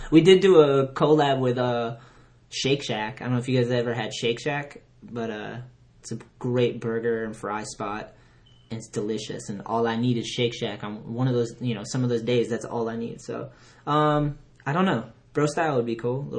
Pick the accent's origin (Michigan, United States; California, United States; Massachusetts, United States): Massachusetts, United States; Onset; I'm from Onset in Plymouth.